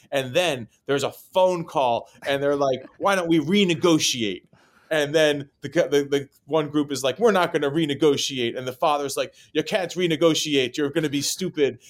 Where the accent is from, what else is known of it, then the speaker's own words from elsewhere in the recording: New York City, New York, United States; also born or lived in Chicago; I grew up here in New York City. Uh, my wife likes to remind me that I was not born here. I was born in Chicago